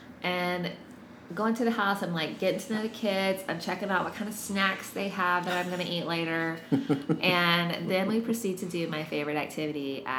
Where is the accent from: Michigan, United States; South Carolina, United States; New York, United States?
South Carolina, United States; moved away as an adult; now in Seattle, United States; So, raised in South Carolina, lived there until I graduated from college at 22